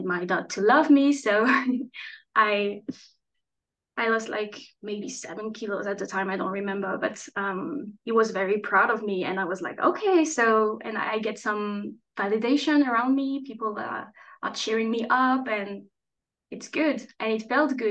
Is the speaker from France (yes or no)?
yes; France; also born or lived in Strasbourg; I'm French, and I'm chatting today from Strasbourg